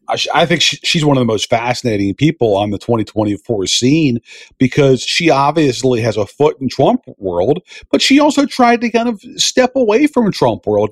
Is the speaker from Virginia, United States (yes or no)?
yes; Virginia, United States; my home state, the Commonwealth of Virginia